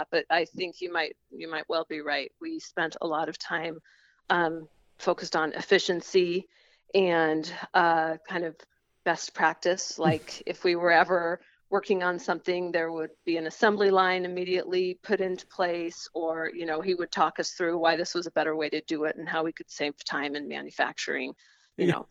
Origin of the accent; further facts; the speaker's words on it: California, United States; also born or lived in Massachusetts; I was born in California, but we moved back and forth quite a bit